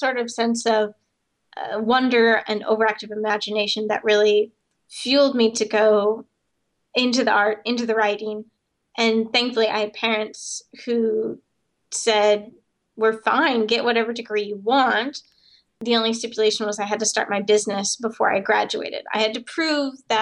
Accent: South Dakota, United States; when I grew up in South Dakota, a big jackalope country

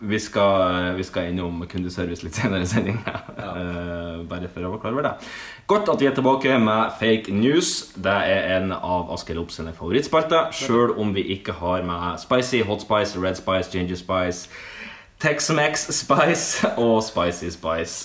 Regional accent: Sandnessjøen, Nordland, Norway; now in Oslo, Norway; i hjembyen min Sandsjøen

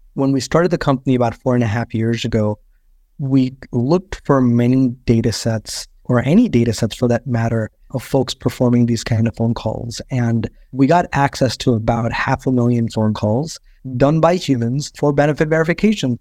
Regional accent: India; moved away; I grew up in India

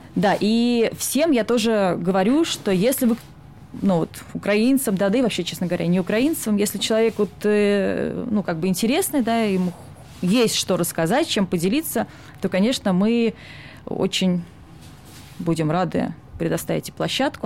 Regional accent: Saint Petersburg, Russia; now in Sweden; я из Питера, и всегда жила Питером исключительно

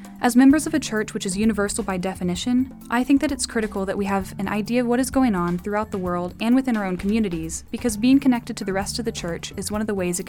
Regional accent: Dallas, Texas, United States; I'm from Dallas, Texas

